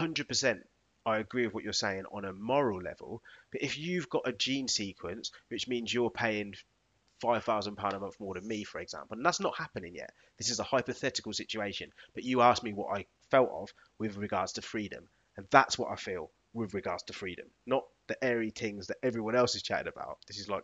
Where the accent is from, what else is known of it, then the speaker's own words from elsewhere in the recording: United Kingdom; To me, that's part of what I class as being British, which I'm really proud of.